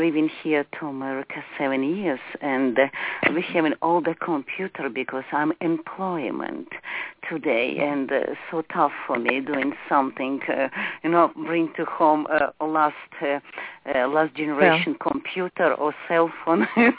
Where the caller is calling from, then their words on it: Charleston, West Virginia, United States; English is a second language; I'm calling Charleston, West Virginia.